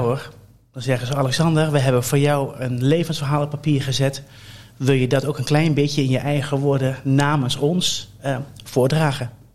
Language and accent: Dutch; Colmschate, Overijssel, Netherlands; Ik ben opgegroeid in Kolmsgaat. Dat is een, dat is een dorp bij Deventer